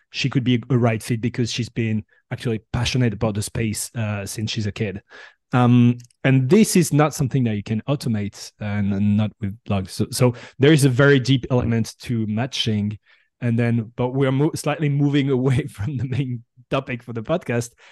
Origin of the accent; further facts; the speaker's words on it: Bordeaux, Nouvelle-Aquitaine, France; English is a second language; also born or lived in San Francisco Bay Area; now in San Francisco, United States; I'm originally from Bordeaux